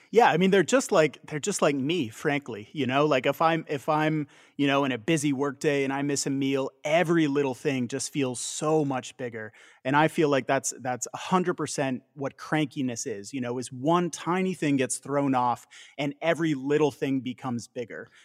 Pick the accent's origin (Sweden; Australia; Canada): Canada